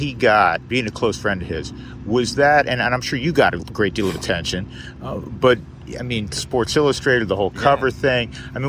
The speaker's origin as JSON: {"language": "English", "region": "New York", "country": "United States", "moved": "as an adult", "lives_now": "Colorado, United States", "said": "I'm from New York originally. I've been in Colorado for 36 years."}